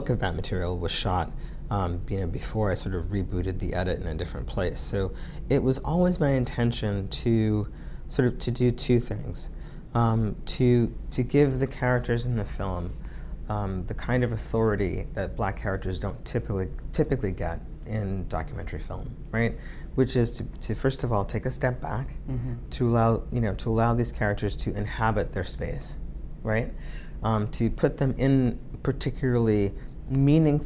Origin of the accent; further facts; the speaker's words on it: Central Islip, New York, United States; also born or lived in Copenhagen; the neighborhood where I grew up in Central Islip